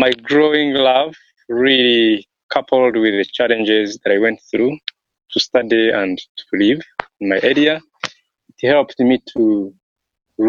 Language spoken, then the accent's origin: English; Kigezi region, Western Region, Uganda; When I was growing up in Uganda, in my home area, the southwestern Kigezi region